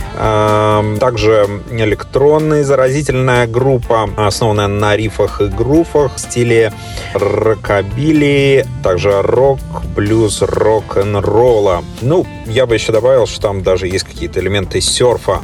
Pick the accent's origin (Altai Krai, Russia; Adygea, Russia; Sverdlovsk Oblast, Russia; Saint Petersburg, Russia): Saint Petersburg, Russia; now in Australia; я, собственно, родом из Санкт-Петербурга